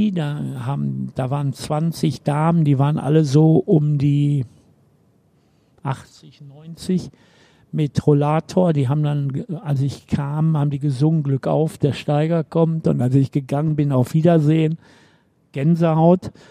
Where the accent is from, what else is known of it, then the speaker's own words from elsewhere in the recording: Bochum, North Rhine-Westphalia, Germany; Einmal bin ich in Nordrhein-Westfalen geboren, einmal bin ich ein Kind des Ruhrgebiets, einmal bin ich gebürtiger Bochumer. Ich habe immer in Bochum gelebt.